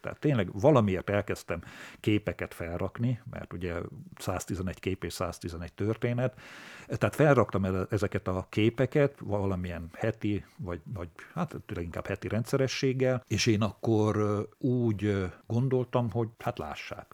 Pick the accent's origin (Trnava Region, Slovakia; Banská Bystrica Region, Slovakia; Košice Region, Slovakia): Košice Region, Slovakia; Kráľovský Chlmec; born or raised there